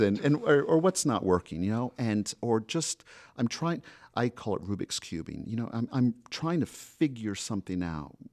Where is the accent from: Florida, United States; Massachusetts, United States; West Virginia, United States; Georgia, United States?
Florida, United States; moved away as an adult; also born or lived in Colorado; now in Rhode Island, United States; I'm from Florida by way of Colorado.